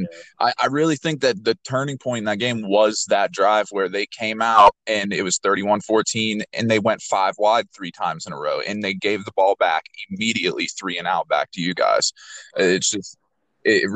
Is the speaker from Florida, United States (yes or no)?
no; Pittsburgh, Pennsylvania, United States; I'm also from the Pittsburgh area